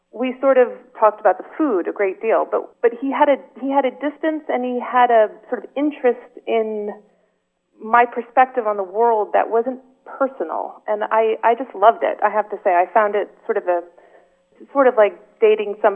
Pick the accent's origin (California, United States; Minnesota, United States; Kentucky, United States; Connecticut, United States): Connecticut, United States; moved away as an adult; now in Paris, France; my mother's Swedish, and I grew up in Connecticut